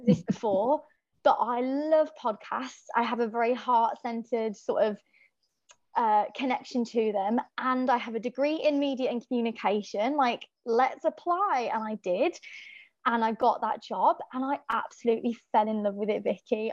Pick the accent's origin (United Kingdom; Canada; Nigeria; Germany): United Kingdom; Birmingham, West Midlands; accent: Irish; also born or lived in Donegal, Ireland; I'm from Birmingham, England, but I would call home Ireland, Donegal, because that's where all of my family are from and that's where i spent every summer as a child